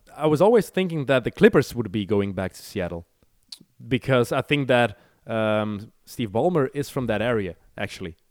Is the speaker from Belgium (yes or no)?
yes; Belgium; we never have ice here